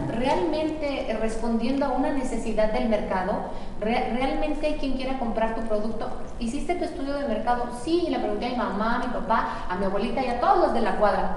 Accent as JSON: {"language": "Spanish", "region": "Michoacán", "country": "Mexico", "said": "Somos michoacanos, somos el número uno en la producción de aguacate en México"}